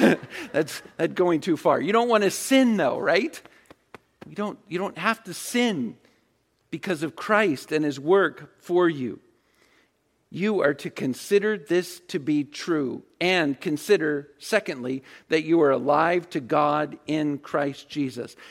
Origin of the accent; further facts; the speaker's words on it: Virginia Beach, Virginia, United States; I grew up in Virginia Beach.